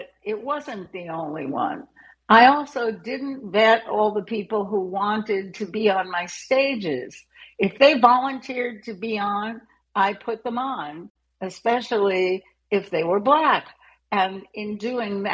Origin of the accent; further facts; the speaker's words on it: New York City, New York, United States; I grew up in New York City